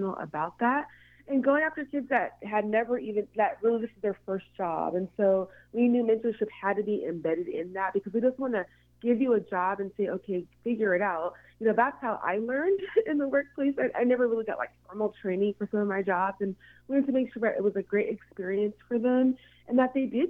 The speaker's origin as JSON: {"language": "English", "town": "Seattle", "region": "Washington", "country": "United States", "tie": "born or raised there", "said": "I am born and raised in Seattle"}